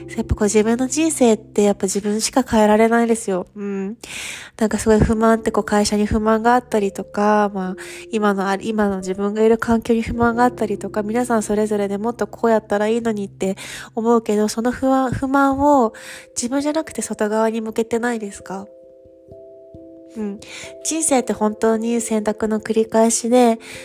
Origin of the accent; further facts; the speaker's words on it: Kyushu, Japan; moved away as an adult; now in Paris, France; 私、九州出身なんですけど